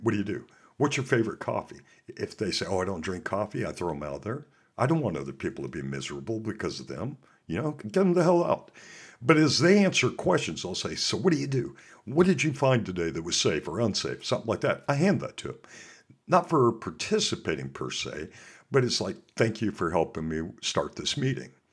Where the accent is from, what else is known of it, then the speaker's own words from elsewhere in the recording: Montana, United States; also born or lived in Alaska; I'm from Montana, and I also worked up in Alaska.